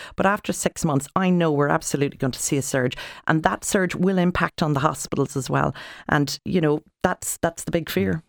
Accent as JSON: {"language": "English", "country": "Ireland", "said": "us as Irish people"}